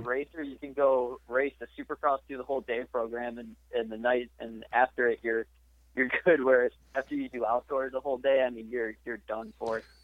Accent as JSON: {"language": "English", "town": "Richmond", "region": "Illinois", "country": "United States", "tie": "born or raised there", "said": "I grew up in uh, Richmond, Illinois for pretty much my entire life"}